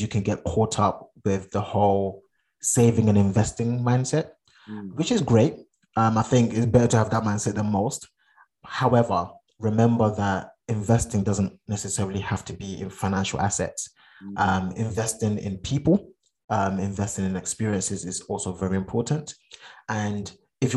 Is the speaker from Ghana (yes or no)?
yes; Ghana; now in United Kingdom; I'm Ghanaian. I've not been to Ghana since 2011.